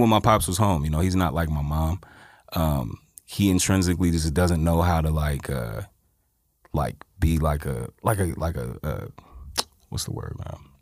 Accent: Inland Empire, California, United States; also born or lived in Los Angeles; I was born in Los Angeles, but I was raised in the Inland Empire.

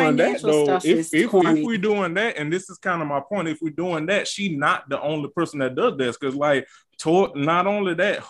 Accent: the South, United States; I'm from the South. I'm, like, from the sticks.

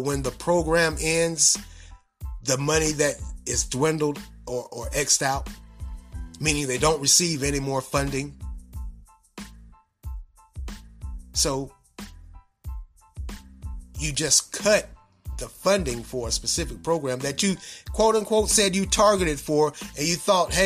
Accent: United States; we as American citizens and taxpayers

